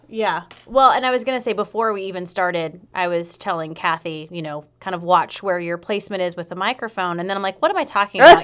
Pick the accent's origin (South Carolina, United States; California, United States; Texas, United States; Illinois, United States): South Carolina, United States; Aiken; I'm from Aiken, South Carolina.